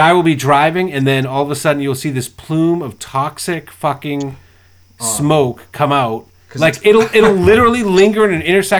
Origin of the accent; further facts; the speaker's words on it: Massachusetts, United States; moved away as an adult; now in Florida, United States; I'm from Massachusetts. I've been down here for 8 years.